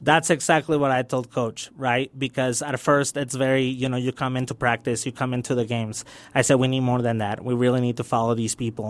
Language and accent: English; El Paso, Texas, United States; also born or lived in Juárez, Mexico; I grew up in the Lower Valley, you know, when my, uh, my mom brought me back. I was born here and we had to go to Juarez because of situations with family. And I came back, had to relearn ling, uh, English in Hillcrest and in Bel Air